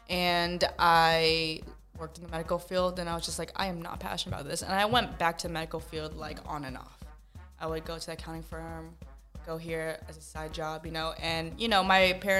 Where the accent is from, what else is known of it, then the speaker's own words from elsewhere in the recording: Las Vegas, Nevada, United States; also born or lived in Pampanga, Philippines / Los Angeles; I grew up in the entertainment capital of the world, Las Vegas